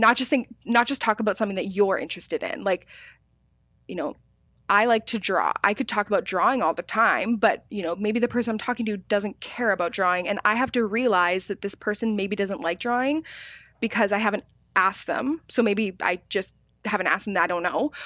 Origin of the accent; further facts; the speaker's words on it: Victoria, British Columbia, Canada; I grew up in Victoria